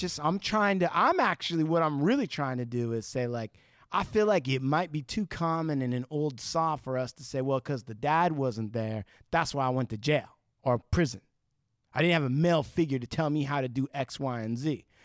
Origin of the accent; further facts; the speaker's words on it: Santa Ana, California, United States; I was born in Santa Ana